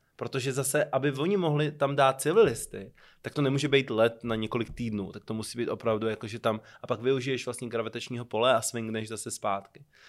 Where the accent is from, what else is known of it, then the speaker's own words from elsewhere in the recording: Czechia; jsem se asi po čtyřech letech dostal jako první Čech